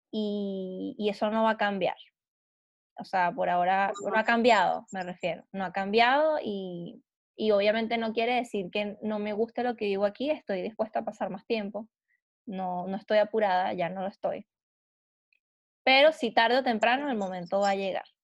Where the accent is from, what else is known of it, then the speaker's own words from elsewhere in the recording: Argentina; accent: Argentine; perdí el acento argentino porque se me metió el, chileno en el medio, entonces ahora no coordino